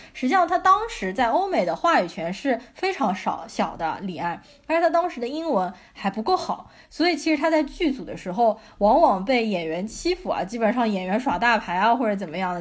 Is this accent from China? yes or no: yes; China; 我们中国人